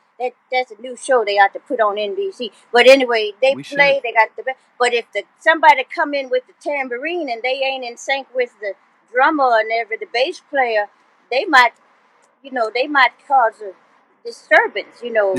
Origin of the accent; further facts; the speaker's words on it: California, United States; born there; My dad was in the military, so I was born in the Air Force Base in Vandenberg, in Central California.